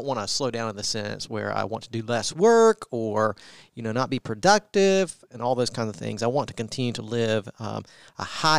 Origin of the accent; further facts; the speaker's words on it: Augusta, Georgia, United States; moved away; also born or lived in New Orleans; He's from my hometown, so you can't mess that up. … is from Augusta, Georgia.